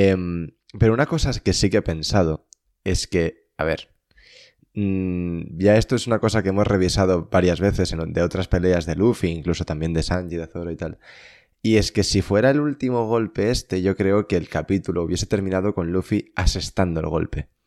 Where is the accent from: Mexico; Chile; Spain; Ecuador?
Spain; Soy español